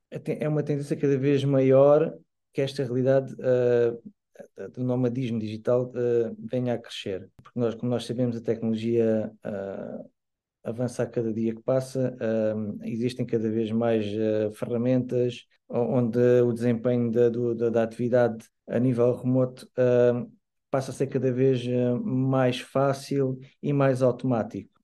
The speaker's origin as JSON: {"language": "Portuguese", "region": "Lisbon", "country": "Portugal", "tie": "born or raised there", "moved": "yes", "lives_now": "Portimão, Portugal", "said": "nasci em Lisboa, mas já vivo cá há cerca de 24 anos."}